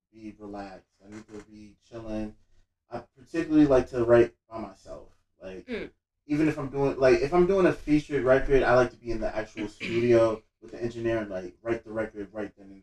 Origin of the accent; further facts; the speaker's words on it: Roselle, New Jersey, United States; also born or lived in Elizabeth, New Jersey / Linden, New Jersey / Union, New Jersey; I was born in Elizabeth, raised in Roselle, lived all over Union County